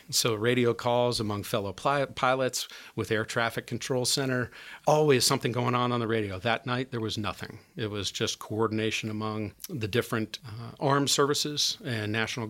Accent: Perry Township, Indiana, United States; I grew up down in Perry Township

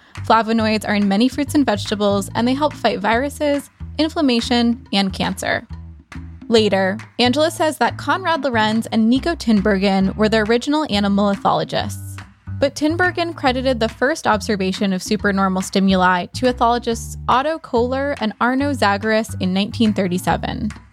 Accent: Toronto, Ontario, Canada; I'm from Toronto, Canada.

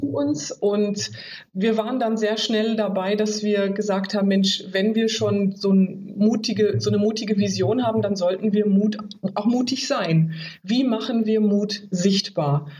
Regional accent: Oldenburg, Lower Saxony, Germany; moved away as an adult; komme aus Norddeutschland, ganz oben, mhm. Oldenburg, bin da aufgewachsen

